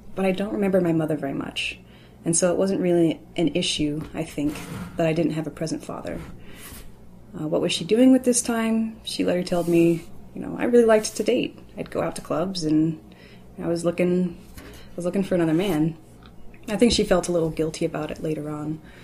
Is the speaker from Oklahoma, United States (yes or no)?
no; Louisville, Kentucky, United States; I'm from Louisville, Kentucky